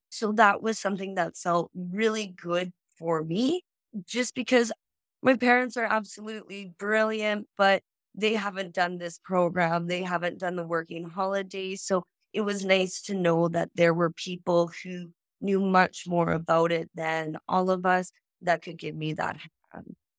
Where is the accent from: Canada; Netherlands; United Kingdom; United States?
Canada; Saskatoon, Saskatchewan; first language English; moved away as an adult; now in Australia; I'm actually from Saskatoon, Saskatchewan